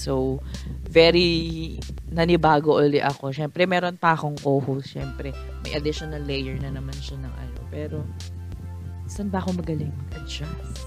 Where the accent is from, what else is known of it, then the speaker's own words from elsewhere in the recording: Philippines; also born or lived in Taguig; as a Filipino citizen